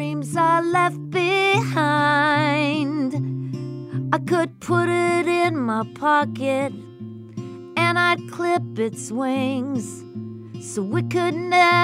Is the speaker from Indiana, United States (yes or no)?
no; Colorado, United States; I'm from Colorado